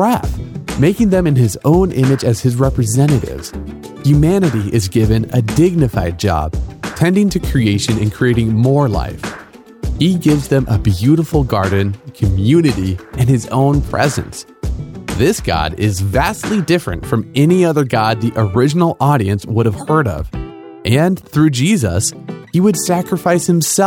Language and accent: English; United States; I'm from America